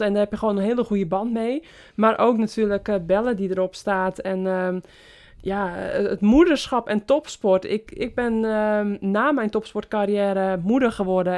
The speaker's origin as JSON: {"language": "Dutch", "area": "West-Friesland", "region": "North Holland", "country": "Netherlands", "tie": "born or raised there", "also_born_or_lived": "Apeldoorn", "moved": "as an adult", "said": "mijn roots liggen natuurlijk in West-Friesland. Eh, eerst de 28 jaar gewoond van mijn leven en nu sinds, sinds drie jaar ook weer."}